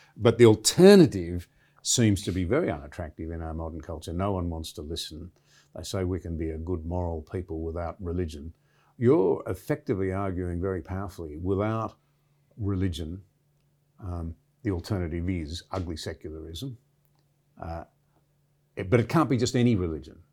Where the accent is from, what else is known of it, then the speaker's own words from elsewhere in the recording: Australia; I'm a very proud Australian